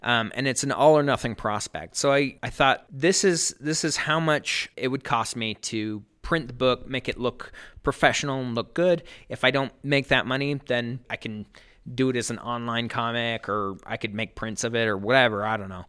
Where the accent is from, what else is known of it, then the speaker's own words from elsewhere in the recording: Sandy, Utah, United States; also born or lived in Cedar City, Utah; now in Ogden, United States; I grew up in Sandy, Utah, and then I went to school in Southern Utah